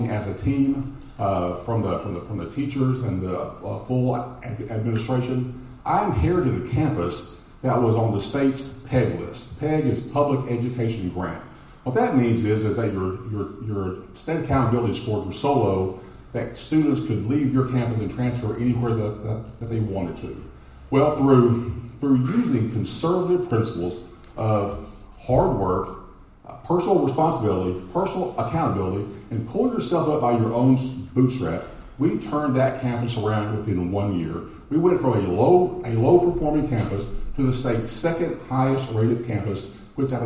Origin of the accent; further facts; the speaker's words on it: Dallas, Texas, United States; born and raised in Oak Cliff, from a blue-collar family